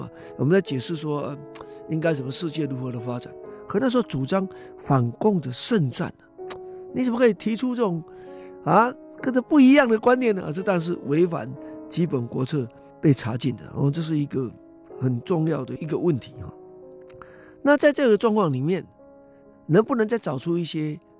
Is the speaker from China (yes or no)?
no; Taiwan; 实际上是在台湾来讲，就是小孩子，至少是我这时代共同的经验。我是一九五零年代末期出生啊，那在一九六零年代、七零年代，那么就读中小学嘛